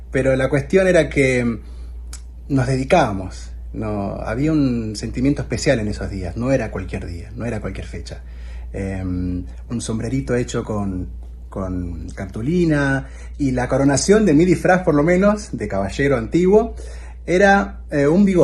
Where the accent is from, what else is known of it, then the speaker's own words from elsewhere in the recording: Argentina; A nosotros como argentinos